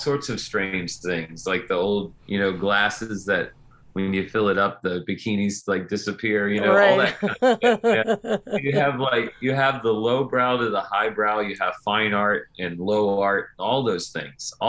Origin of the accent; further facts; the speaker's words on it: Slidell, Louisiana, United States; my hometown of Slidell, where I still live, which is right outside New Orleans